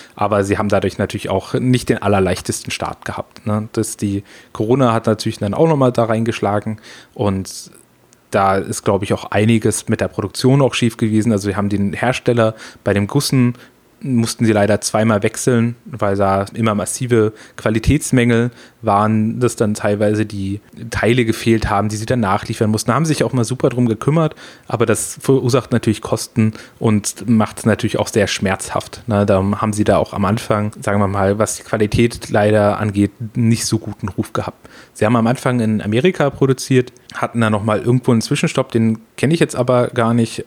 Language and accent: German; Freiburg im Breisgau, Baden-Württemberg, Germany; also born or lived in Frankfurt; wo ich herkomme, vielleicht auch noch ganz wichtig, unten im schönen Freiburg, äh, in Breisgau, das ist unten im Dreiländereck